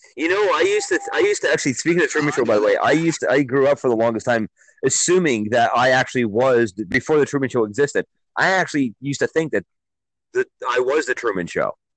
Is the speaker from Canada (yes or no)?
yes; Milton, Ontario, Canada; my hometown of Milton